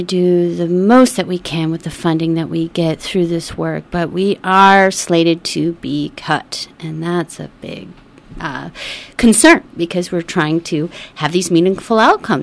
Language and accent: English; Midwest, United States; moved away; I grew up in the Midwest